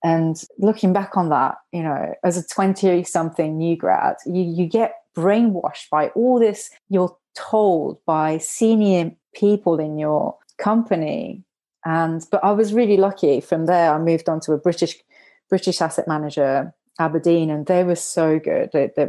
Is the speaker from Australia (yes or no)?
no; Japan; also born or lived in United Kingdom; I was also growing up when I was younger, I grew up in Japan and also grew up in the UK